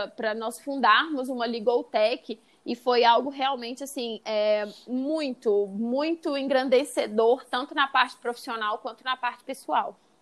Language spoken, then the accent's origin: Portuguese; Brazil; also born or lived in California; eu já saí do Brasil